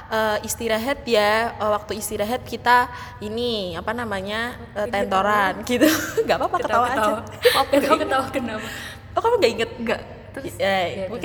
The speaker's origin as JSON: {"language": "Indonesian", "region": "Central Java", "country": "Indonesia", "said": "karena aku dari Jawa. Ya iyalah dari Jawa Tengah maksudnya bisa bahasa Jawa kromo sedikit."}